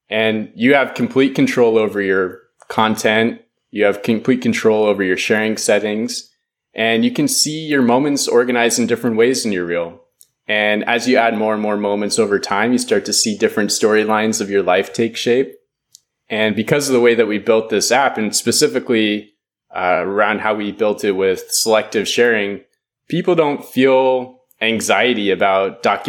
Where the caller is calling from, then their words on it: San Francisco, California, United States; I'm over here in San Francisco.